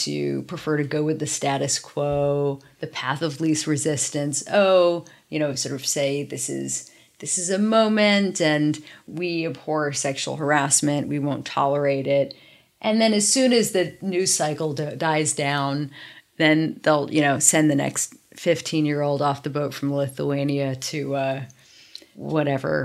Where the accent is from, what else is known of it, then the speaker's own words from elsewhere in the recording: New York City, New York, United States; In New York. I grew up actually in Soho